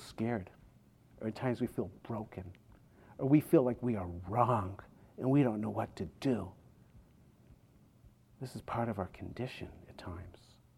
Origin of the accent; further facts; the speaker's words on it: outside of Boston, Massachusetts, United States; When I was 16, growing up outside of Boston